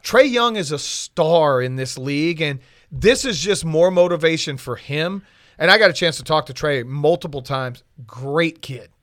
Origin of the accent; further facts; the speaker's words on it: South Florida, United States; moved away as an adult; now in Atlanta, United States; I've lived in Atlanta now as long as I lived in South Florida. I lived in South Florida, give or take, twenty-one years